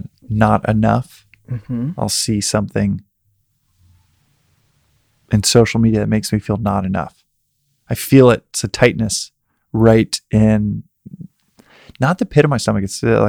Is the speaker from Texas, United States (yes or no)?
yes; Dallas, Texas, United States; I'm from Texas, and in a place like Dallas where I grew up, there's a lot of sexual energy